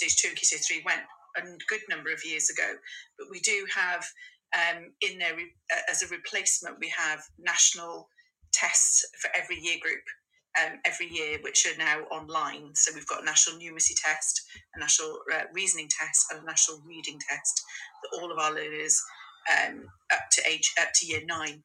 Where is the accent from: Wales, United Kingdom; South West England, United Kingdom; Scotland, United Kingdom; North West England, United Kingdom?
Wales, United Kingdom; South East; I was born and brought up in Wales and I went to a Welsh school